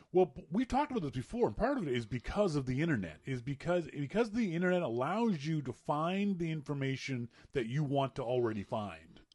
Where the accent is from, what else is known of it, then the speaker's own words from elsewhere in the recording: Nova Scotia, Canada; moved away; in my Nova Scotia brain